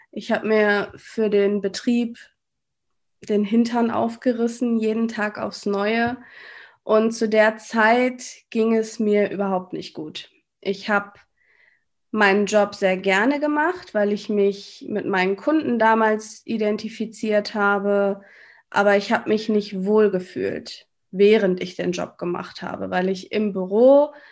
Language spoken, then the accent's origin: German; North Rhine-Westphalia, Germany; das hast du schon gesagt. Ich bin 34 Jahre alt und ich komme aus NRW. Ich wohne in der Nähe von Düsseldorf, in einem kleinen Städtchen namens Willig.